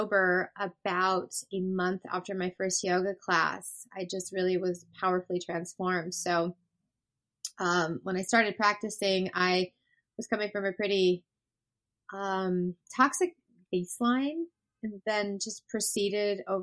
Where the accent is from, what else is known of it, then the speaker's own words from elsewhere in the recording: Colorado, United States; now in Seattle, United States; I'm originally from Colorado.